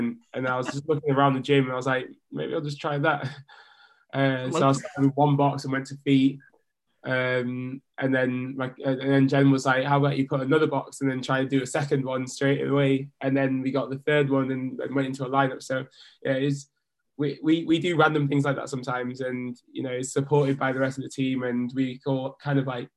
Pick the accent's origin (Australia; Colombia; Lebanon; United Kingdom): United Kingdom; also born or lived in Leeds / Jamaica; I grew up in the British system